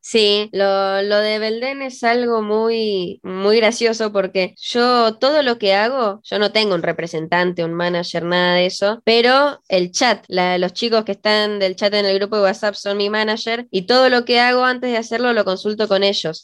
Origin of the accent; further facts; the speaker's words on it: Ezeiza, Buenos Aires Province, Argentina; now in San Martín, Argentina; en mi infancia me, me crié en Ezeiza